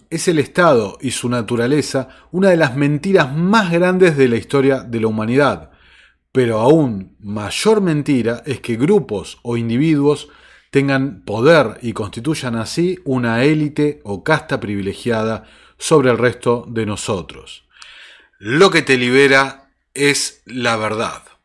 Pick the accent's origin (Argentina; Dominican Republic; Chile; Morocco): Argentina; en países como el mío, como la Argentina